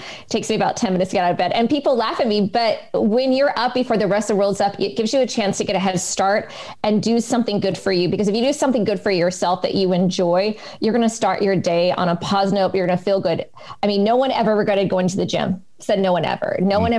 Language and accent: English; West Coast, United States; accent: American; and then my American accent starts slipping through. But yes, for me, home is back in the United States. I am definitely a West Coast girl.